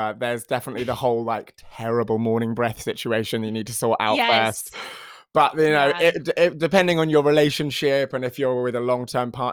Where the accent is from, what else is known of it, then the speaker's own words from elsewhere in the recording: United Kingdom; Even though I am a British person and I do use the metric system